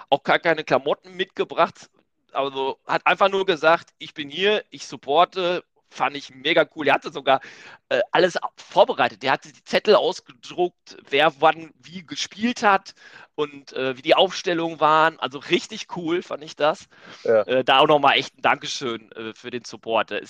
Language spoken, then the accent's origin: German; Hamburg, Germany; Aber äh, als Hamburger geht das nicht.